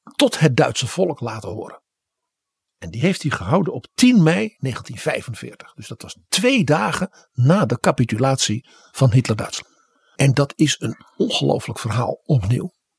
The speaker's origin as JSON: {"language": "Dutch", "country": "Netherlands"}